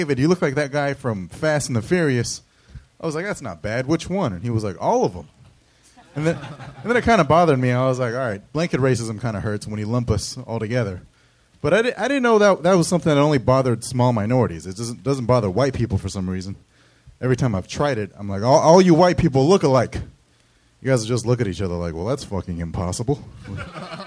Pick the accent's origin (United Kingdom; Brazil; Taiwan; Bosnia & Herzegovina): Taiwan; I'm from Taiwan